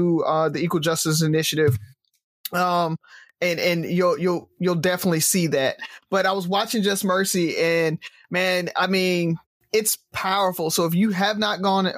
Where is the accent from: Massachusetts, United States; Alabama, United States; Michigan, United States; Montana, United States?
Alabama, United States; based out of Alabama, or we grew up in Alabama